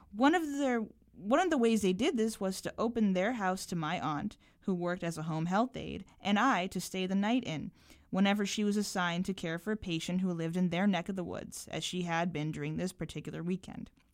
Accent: Belmont, Massachusetts, United States; also born or lived in Cambridge, Massachusetts; I lived in Cambridge for the first, like, three years of my life, and then I moved to Belmont

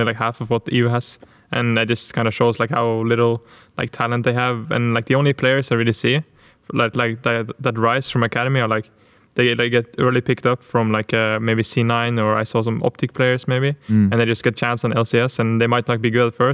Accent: Norway; my home country in Norway

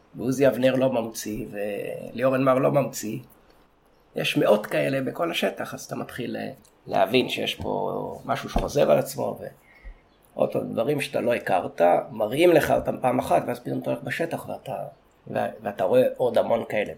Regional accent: Sde Boker, Southern District, Israel; אולי נתחיל מזה שגדלתי בקיבוץ שדה בוקר. אני נולדתי שלושה קילומטר מאיפה שאנחנו עכשיו במדרשה, בקיבוץ שדה בוקר

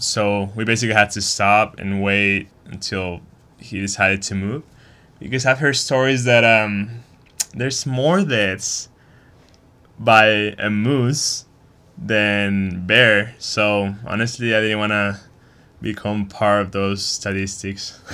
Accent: Chihuahua, Mexico; moved away as an adult; also born or lived in Texas; now in Boulder, United States; I grew up in Chihuahua, Mexico, and started riding mountain bikes with my dad when I was four years old

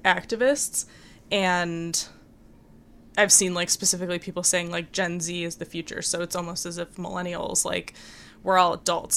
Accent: Michigan, United States; moved away; when I was growing up in Michigan

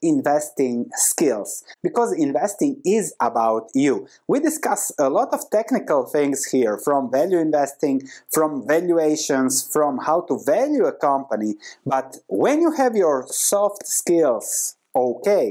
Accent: Croatia; This is where I come from Croatia. This was happening when I was 8 years old, so this was my reality back then.

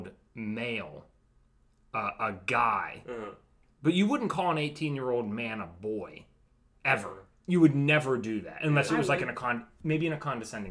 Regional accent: Pittsburgh, Pennsylvania, United States; I'm from Pittsburgh

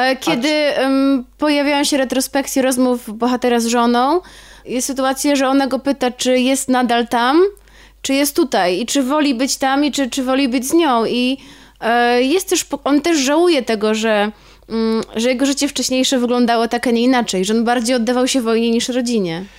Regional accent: Warsaw, Masovian Voivodeship, Poland; ja się urodziłam w Warszawie, ale bardzo często od moich rodziców z domu przywożę słoiki

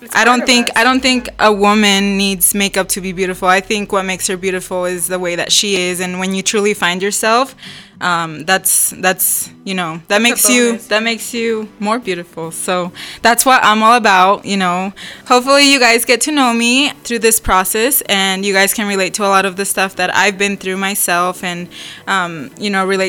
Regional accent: Ecuador; I'm from Ecuador, half Peruvian.

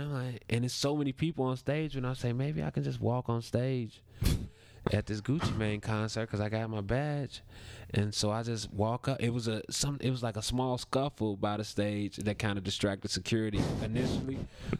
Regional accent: Chicago, Illinois, United States; moved away; He got me working in my hometown

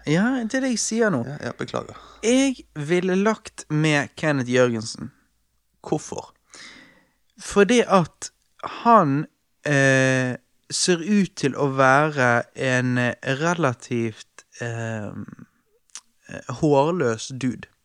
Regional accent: Stavanger, Rogaland, Norway; accent: Stavanger dialect; jeg skal slutte med den Stavanger-dialekten min.

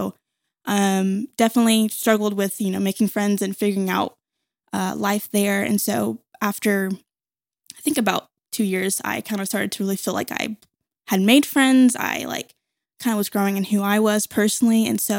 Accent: Conway, Arkansas, United States; also born or lived in Jonesboro, Arkansas; So I was born in Jonesboro, Arkansas, which is a small place.

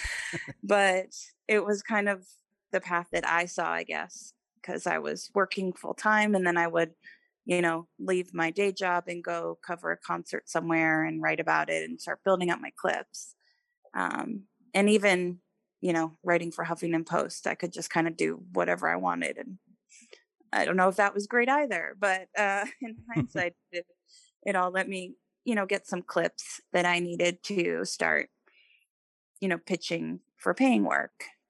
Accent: New York City, New York, United States; I grew up in New York City

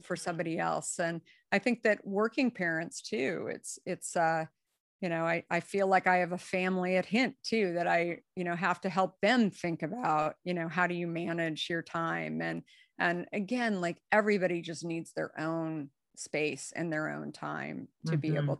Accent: Scottsdale, Arizona, United States; moved away; also born or lived in New York City / San Francisco; I grew up in Arizona and Scottsdale, where pretty much my life was outside.

